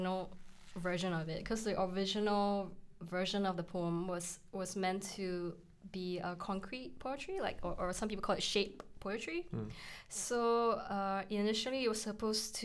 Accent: Singapore; now in Edinburgh, United Kingdom; I'm Chinese Singaporean

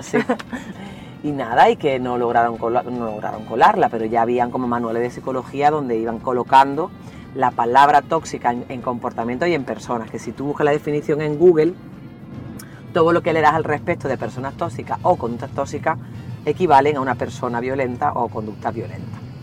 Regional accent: Andalusia, Spain; also born or lived in El Salvador; soy andaluza

